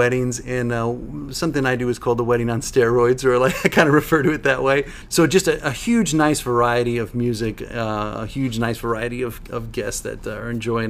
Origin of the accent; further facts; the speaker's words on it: Chicago, Illinois, United States; born there; I was born in Chicago.